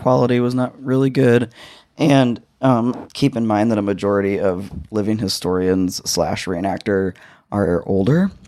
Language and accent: English; United States; As an American or as a citizen of this country